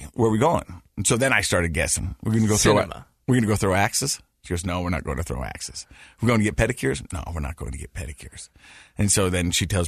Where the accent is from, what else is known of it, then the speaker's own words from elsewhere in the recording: Utah, United States; accent: Utah; my Utah accent. Layton